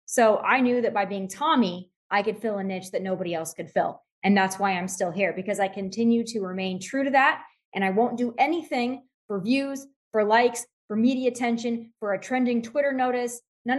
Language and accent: English; Midwest, United States; I grew up in the Midwest. I grew up to a very blue collar family, a ranching family, a family that lived in the forgotten land, the flyover states.